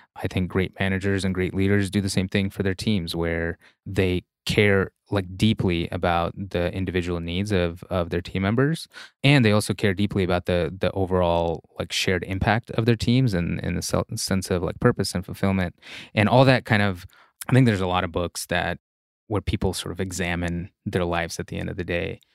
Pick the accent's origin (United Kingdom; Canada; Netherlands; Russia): Russia; English is a second language; moved away; there's a certain mental model I grew up with in Russia